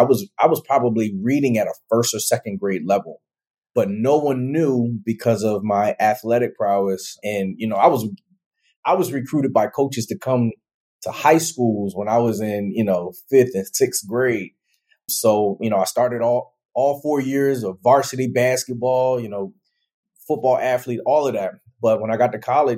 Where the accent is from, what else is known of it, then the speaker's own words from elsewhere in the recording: Harrisburg, Pennsylvania, United States; I was born and raised in Harrisburg, Pennsylvania